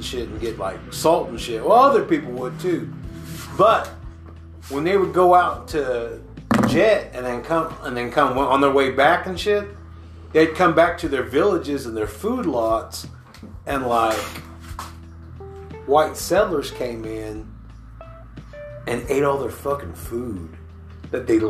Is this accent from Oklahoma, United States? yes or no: yes; Oklahoma, United States